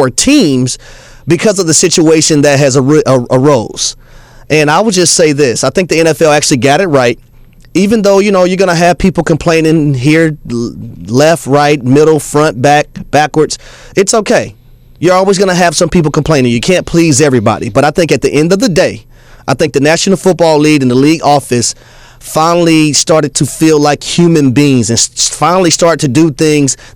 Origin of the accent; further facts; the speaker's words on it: the South, United States; I'm from the South